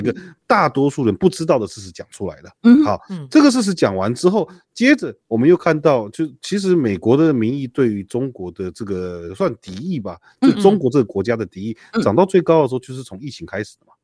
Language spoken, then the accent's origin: Chinese; Taiwan; 像我在眷村长大的